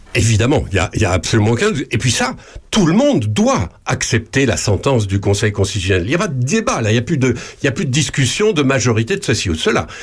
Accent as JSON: {"language": "French", "country": "France", "said": "chez nous en France"}